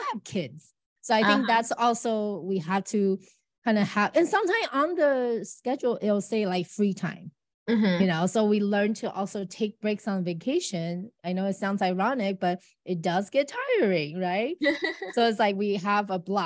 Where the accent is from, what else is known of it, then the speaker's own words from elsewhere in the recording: United States; I'm from America